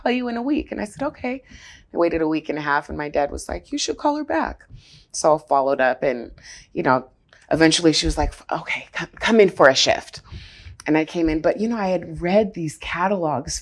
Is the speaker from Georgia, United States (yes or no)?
no; Seattle, Washington, United States; I am born and raised in Seattle, Seattle native